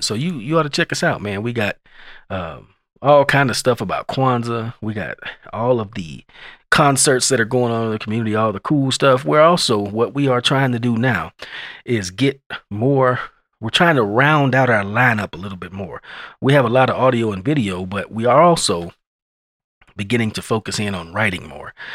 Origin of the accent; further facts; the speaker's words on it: Lubbock, Texas, United States; I'm from Lubbock, and, uh, when I used to live here before I left for the military, back in the nineties